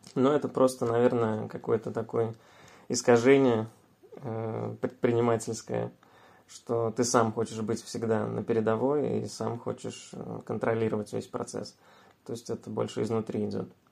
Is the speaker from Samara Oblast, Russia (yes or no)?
yes; Samara, Samara Oblast, Russia; мы вообще сами из Самары